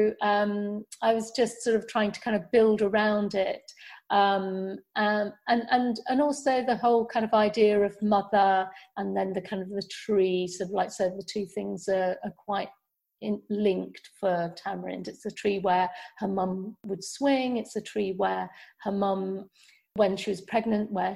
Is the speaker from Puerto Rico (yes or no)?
no; India; when I was growing up in India